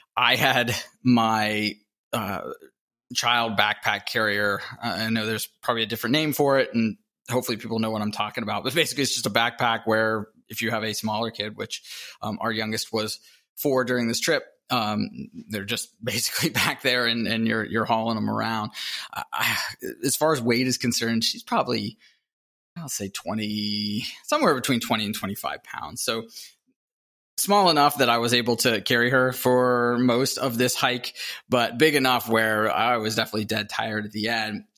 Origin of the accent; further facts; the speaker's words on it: Pittsburgh, Pennsylvania, United States; moved away as an adult; also born or lived in Salt Lake City, Utah; I grew up in the Midwest. I think most people would consider Pittsburgh the Midwest, Appalachia